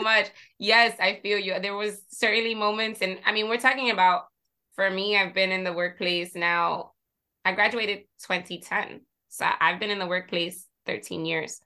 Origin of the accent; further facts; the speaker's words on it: Jersey City, New Jersey, United States; I come from Jersey City, right? And I'm Puerto Rican. So I grew up surrounded by people that look like me